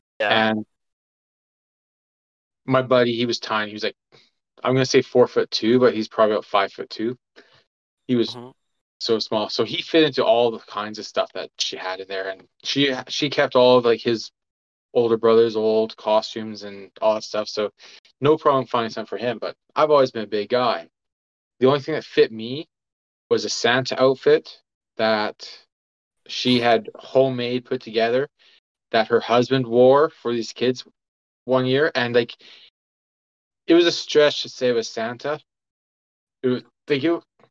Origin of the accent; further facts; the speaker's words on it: Edmonton, Alberta, Canada; when I was a kid growing up in Edmonton